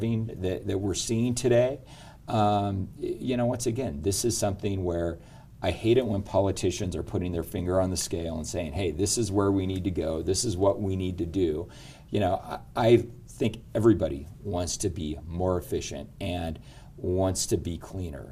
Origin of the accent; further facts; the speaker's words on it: Elko, Nevada, United States; I'm a mining kid. My old man was a gold miner, born and raised in Elko